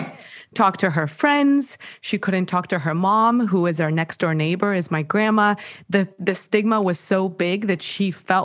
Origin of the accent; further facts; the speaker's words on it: Mexico; moved away as an adult; now in United States; I was born and raised in Mexico. I moved to the States when I was 22